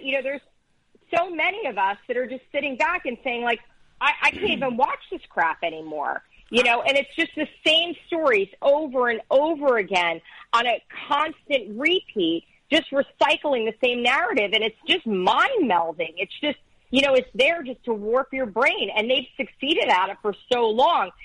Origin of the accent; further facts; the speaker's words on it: Teaneck, New Jersey, United States; I grew up in Teaneck